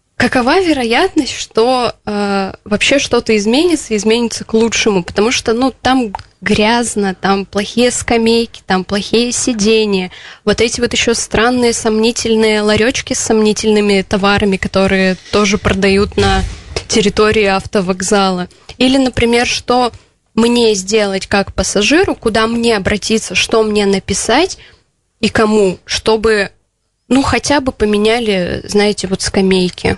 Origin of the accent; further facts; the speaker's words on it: Votkinsk, Udmurtia, Russia; also born or lived in Izhevsk; я уроженка города Воткинска, и я, в принципе, живу на два города, это Воткинск и Ижевск